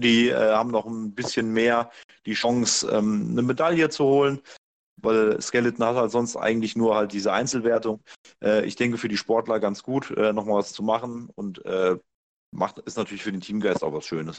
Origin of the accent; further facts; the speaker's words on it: Hesse, Germany; ich als Hesse